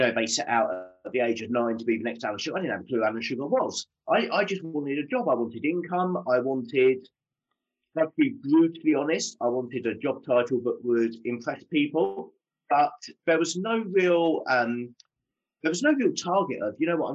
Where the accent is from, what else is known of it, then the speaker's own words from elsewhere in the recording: Southend-on-Sea, East of England, United Kingdom; I grew up in Southend-on-Sea in Essex.